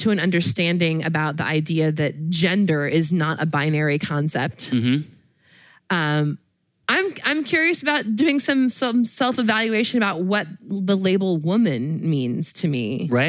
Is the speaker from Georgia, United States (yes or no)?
no; California, United States; moved away as an adult; now in Washington, United States; I was born and raised in California.